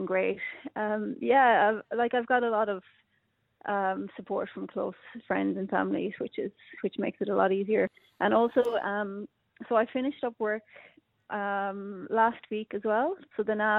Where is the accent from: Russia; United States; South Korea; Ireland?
Ireland; accent: Irish; moved away as an adult; now in Australia; I still have my Irish accent, but you know, I'm nearly half my life here.